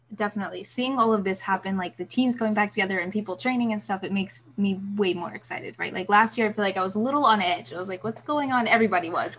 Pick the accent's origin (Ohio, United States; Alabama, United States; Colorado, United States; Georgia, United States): Alabama, United States; Birmingham; Birmingham last week, my hometown